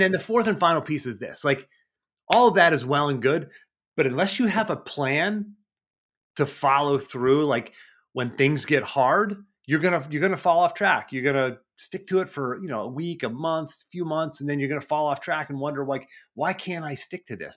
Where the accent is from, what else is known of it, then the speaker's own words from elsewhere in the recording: Cranberry Township, Pennsylvania, United States; I did grow up north of Pittsburgh, Cranberry Township area.